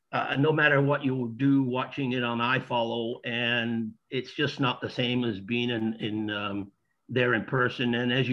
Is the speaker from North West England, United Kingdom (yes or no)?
yes; Accrington, North West England, United Kingdom; now in Canada; I'm originally from Accrington, but been in Canada for over 50 years or close to 50 years. Yeah, the accent, it does come back when I get to Accrington